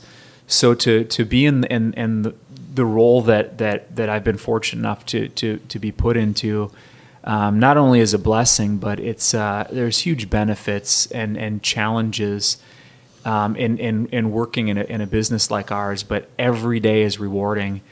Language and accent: English; Minneapolis, Minnesota, United States; moved away as an adult; now in Olympia, United States; I grew up in Minneapolis, Minnesota